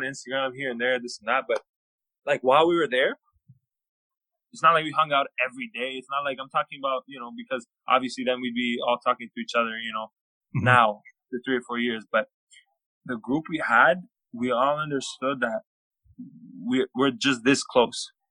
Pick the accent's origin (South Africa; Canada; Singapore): Canada; moved away as an adult; also born or lived in Hawaii; I grew up in Canada